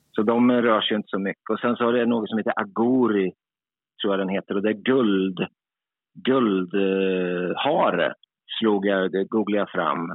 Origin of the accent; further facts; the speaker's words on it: Sweden; som svensk, då, som där man ändå är hyfsad på engelska